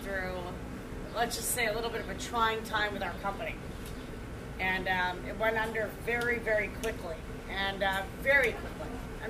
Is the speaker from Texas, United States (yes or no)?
no; New Jersey, United States; I'm from Jersey.